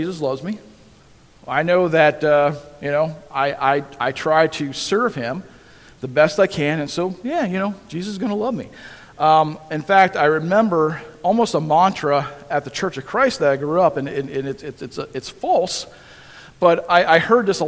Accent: Holmesville, United States; I grew up in Holmesville, a little town just north of here.

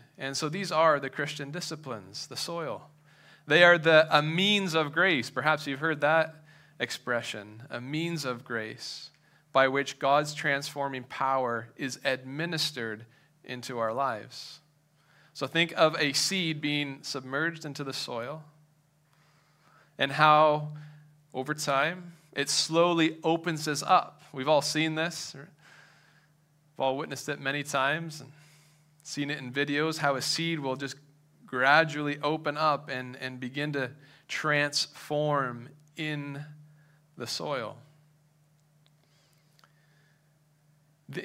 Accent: Madoc, Ontario, Canada; now in southwestern Ontario, Canada; I moved from Madoc, which is north of Belleville, east of Peterborough. That's where I grew up.

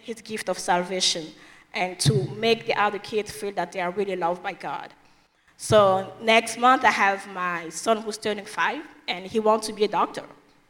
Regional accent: DR Congo; English is a second language

